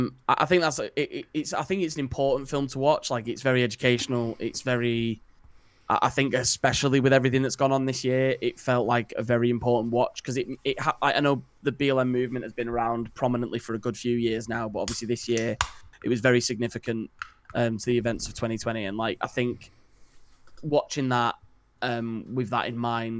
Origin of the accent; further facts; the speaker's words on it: United Kingdom; as like British people